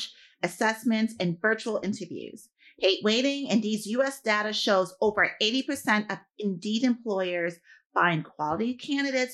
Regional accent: New York, United States; I'm a New Yorker

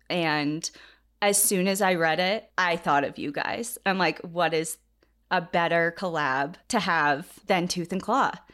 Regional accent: New England, United States; moved away; also born or lived in Washington State; Cassie and I grew up in New England, and most of New England, at least where we're from, is heavily forested

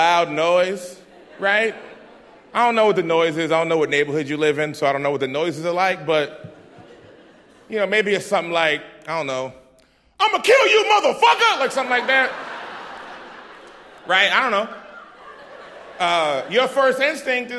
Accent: Boston, Massachusetts, United States; I'm from Dorchester, so, like, I grew up in the hood.

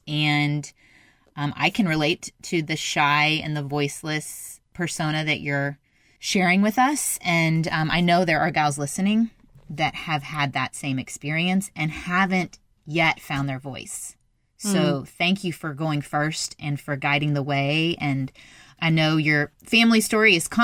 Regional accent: Carmel, Indiana, United States; now in Texas, United States; I'm from Indiana.

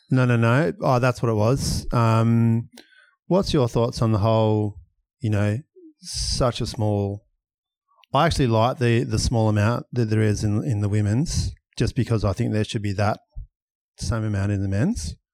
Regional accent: Perth, Western Australia, Australia; born or raised there

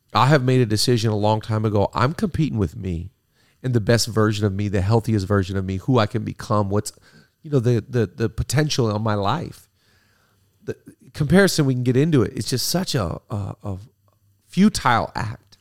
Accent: Seattle, Washington, United States; now in California, United States; middle school when I grew up in Seattle.

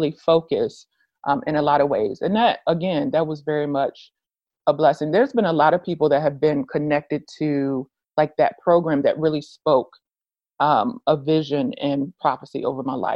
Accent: Richmond, Virginia, United States; moved away as an adult; I'm originally from Richmond, Virginia. I didn't want to stay there long-term

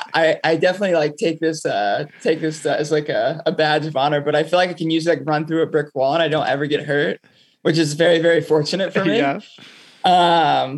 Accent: Palm Bay, Florida, United States; now in New York City, United States; I'm from Palm Bay, Florida

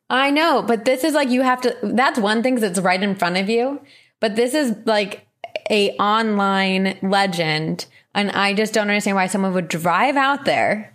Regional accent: New Jersey, United States; moved away; I did, however, go back to my home state

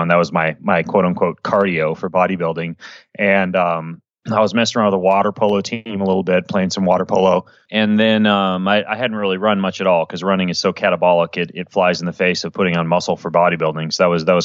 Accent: Idaho, United States; moved away; also born or lived in Washington; I grew up in Idaho

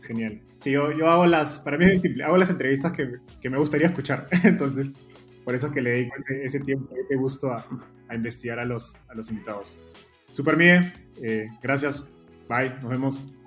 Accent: Peru; en Perú, de donde yo soy

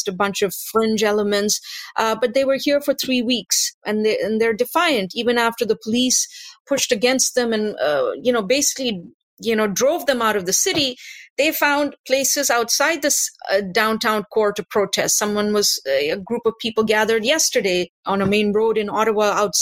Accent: India; now in Canada; I'm originally from India

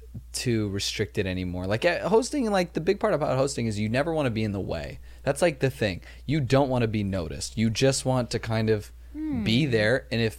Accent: Los Angeles, California, United States; I grew up like in Chatsworth, California.

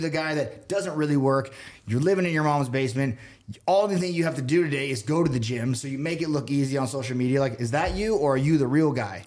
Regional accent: Colorado Springs, Colorado, United States; also born or lived in Oregon / Denver, Colorado; I grew up in Colorado Springs. Through middle school, we moved out here to Oregon

